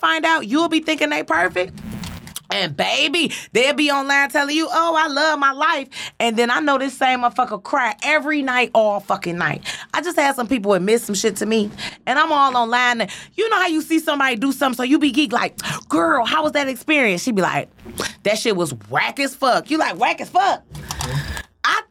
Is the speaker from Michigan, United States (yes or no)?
yes; Detroit, Michigan, United States; born and raised on Joy Road, parents dope fiends